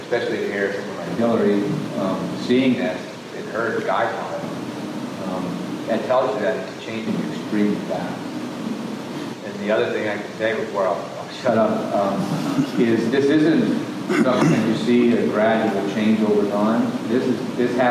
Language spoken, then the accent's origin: English; United States; I grew up in Chesapeake Bay